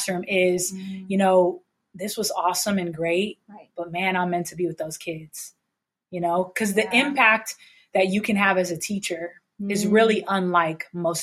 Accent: San Diego, California, United States; I've grown up, born and raised in San Diego.

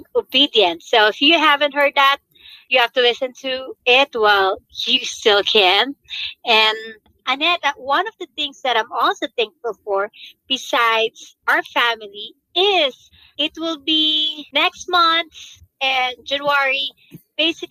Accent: Philippines; as Filipino, I gotta have the pancit

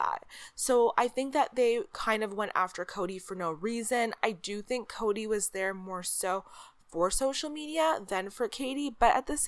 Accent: Canada; as a Canadian

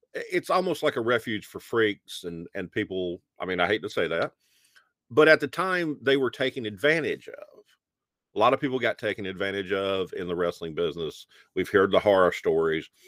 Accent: Alabama, United States; growing up in Alabama in the nineteen eighties

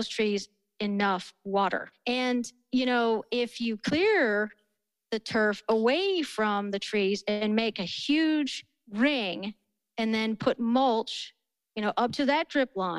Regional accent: outside of Philadelphia, Pennsylvania, United States; now in Colorado, United States; I grew up outside of Philly

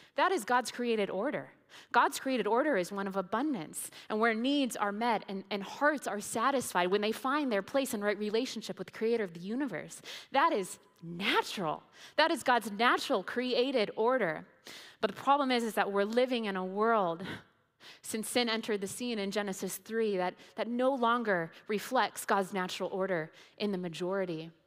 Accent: Indiana, United States; moved away; I grew up in Indiana

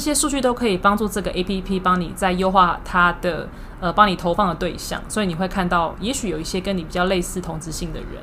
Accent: Taiwan; 我们台湾人就是有个默契嘛

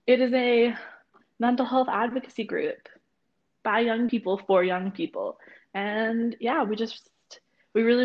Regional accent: Bay Area, California, United States; I'm from the Bay Area in California.

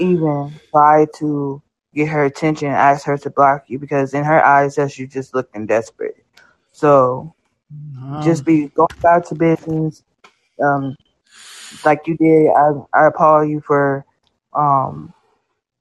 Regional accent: Nebraska, United States; I'm from Nebraska.

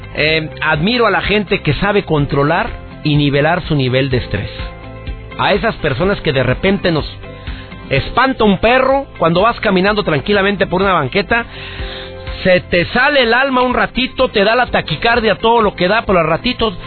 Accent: Monterrey, Nuevo León, Mexico; conductor de televisión en Monterrey, en mi ciudad natal

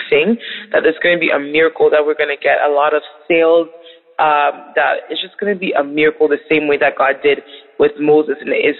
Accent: Canada; We're sisters from Canada

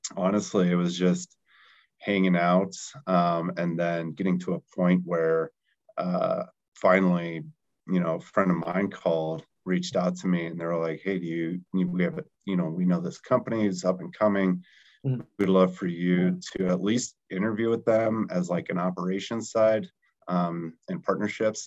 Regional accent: Colorado, United States; also born or lived in Salt Lake City, Utah; being from Colorado

